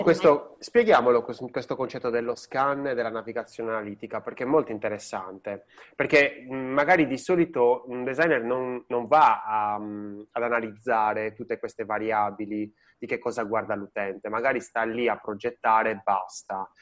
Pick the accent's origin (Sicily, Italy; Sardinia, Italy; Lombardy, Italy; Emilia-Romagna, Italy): Sardinia, Italy; now in Tuscany, Italy; io sono sardo e sono eh, in Toscana